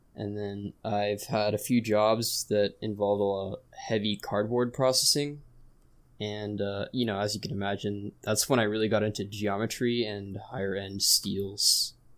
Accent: California, United States; I'm from California

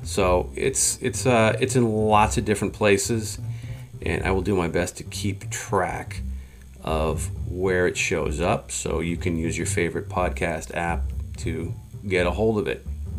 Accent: Charles River, Metro Boston, Massachusetts, United States; I grew up on the Charles River, literally. I could see it from my front porch.

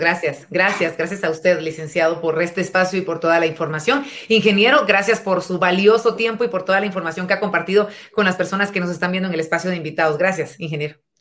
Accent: Guatemala

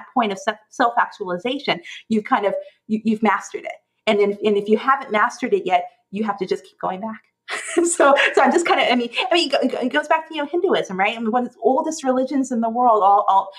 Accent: Oklahoma, United States; this was a Southern Baptist thing that they talked about when I, growing up in Oklahoma

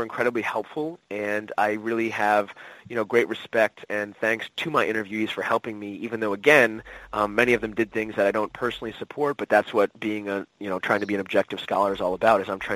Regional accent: United States; as an American

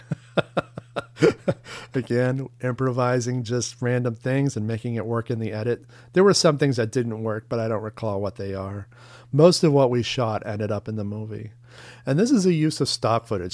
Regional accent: Long Island, Maine, United States; moved away as an adult; now in New York, United States; my hometown in Long Island, Maine, Casco Bay in the Gulf of Maine. That's where I grew up

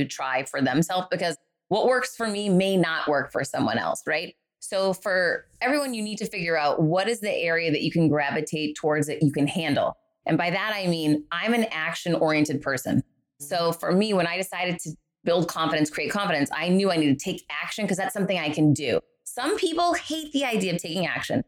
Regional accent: Worcester, Massachusetts, United States; moved away; I grew up in Worcester, Massachusetts, poor.

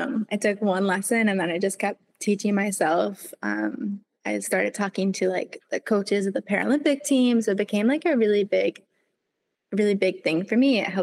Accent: Vermont, United States; because I live 15 minutes from, you know, the mountain, that's where everybody goes.

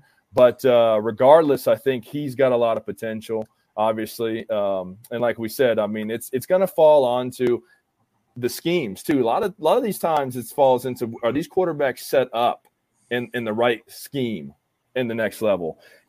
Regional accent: Gulf Coast, United States; now in Oklahoma, United States; I grew up on the Gulf Coast. I was always a Gator fan, and then when I moved out this way to Oklahoma

